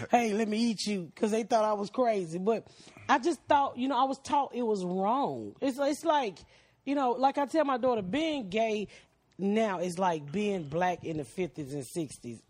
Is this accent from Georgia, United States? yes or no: yes; Atlanta, Georgia, United States; I'm from Atlanta